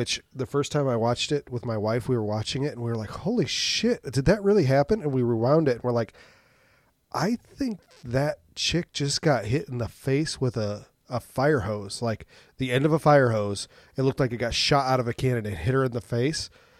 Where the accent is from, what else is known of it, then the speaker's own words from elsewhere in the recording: United States; Because I'm American.